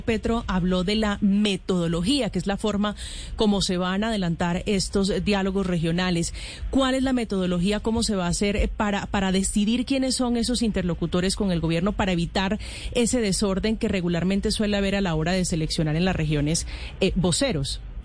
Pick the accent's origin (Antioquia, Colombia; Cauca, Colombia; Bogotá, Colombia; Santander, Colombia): Cauca, Colombia; northern; en mi tierra, allá en el norte del Cauca